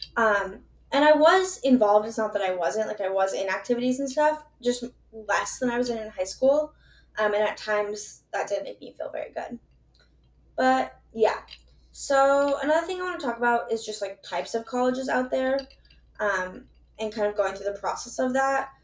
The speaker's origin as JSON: {"language": "English", "region": "Minnesota", "country": "United States", "said": "I'm from Minnesota. I live in Minnesota."}